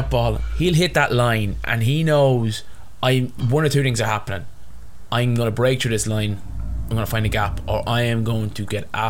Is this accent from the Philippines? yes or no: no; Ireland; as an Irishman, as an overweight ginger Irishman.